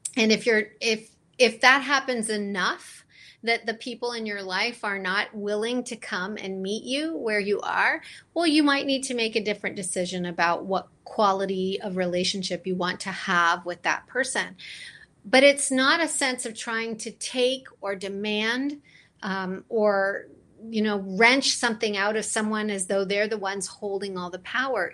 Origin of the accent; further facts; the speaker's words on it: London, Ontario, Canada; I, I grew up actually in London, Ontario